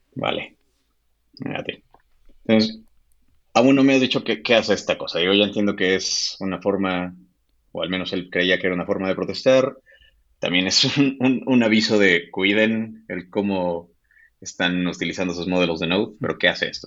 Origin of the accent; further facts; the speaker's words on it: Mexico; también soy un desarrollador mexicano